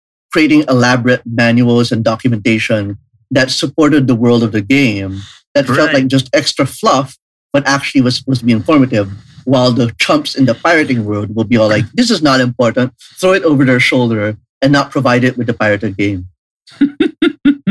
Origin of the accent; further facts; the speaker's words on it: Parañaque, Metro Manila, Philippines; I'm coming from Parañaque